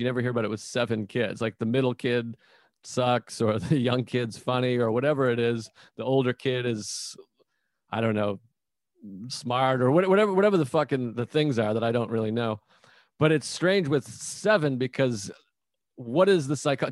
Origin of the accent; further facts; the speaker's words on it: Whitman, Massachusetts, United States; I'm from Whitman, Massachusetts. So like a small town south of Boston